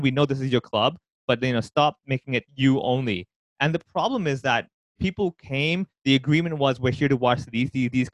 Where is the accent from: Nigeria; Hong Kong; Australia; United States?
Hong Kong